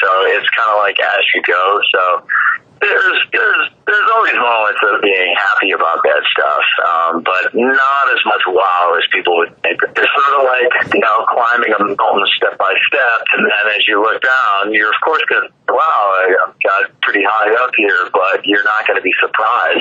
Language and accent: English; Chicago, Illinois, United States; I grew up in Chicago